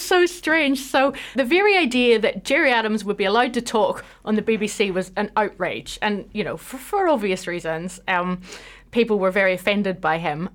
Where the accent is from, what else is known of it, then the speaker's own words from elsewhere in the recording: Belfast, Northern Ireland, United Kingdom; now in New Zealand; I grew up just outside Belfast